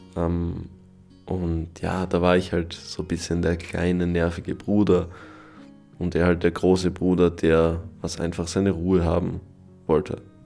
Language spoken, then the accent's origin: German; Styria, Austria; also born or lived in Carinthia; ich als Steirer